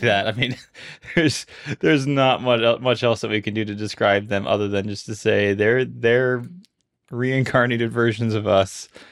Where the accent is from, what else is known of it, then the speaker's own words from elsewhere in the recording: Honolulu, Hawaii, United States; I was born and raised here in Honolulu, Hawaii.